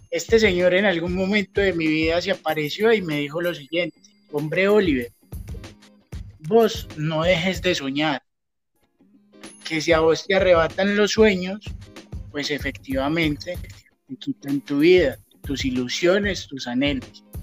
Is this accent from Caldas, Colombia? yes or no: yes; Norcasia, Caldas, Colombia; cuando a mí me preguntan, ¿vos de dónde venís? Lo primero que yo digo es, yo represento el municipio de Norcasia Caldas.